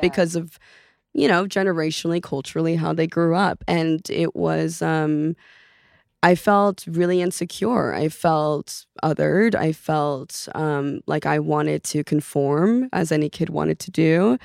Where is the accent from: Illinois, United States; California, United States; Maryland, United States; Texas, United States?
California, United States; Los Angeles; first language Norwegian; English is a second language; also born or lived in Oslo, Norway; I grew up in West Hills, Canoga Park area